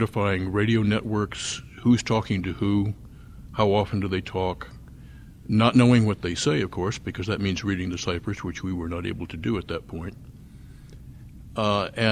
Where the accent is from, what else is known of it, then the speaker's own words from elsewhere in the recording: San Francisco Bay Area, California, United States; I grew up in the San Francisco Bay Area